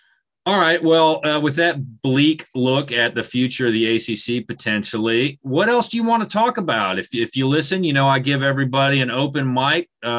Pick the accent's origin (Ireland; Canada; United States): United States; South Carolina; I'm from South Carolina. I grew up, Clemson and USC were the two teams.